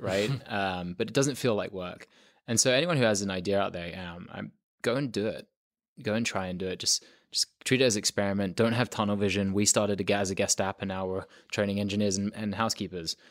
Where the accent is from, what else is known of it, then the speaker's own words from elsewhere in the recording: London, United Kingdom; moved away as an adult; also born or lived in south of France; now in United States; I loved growing up in London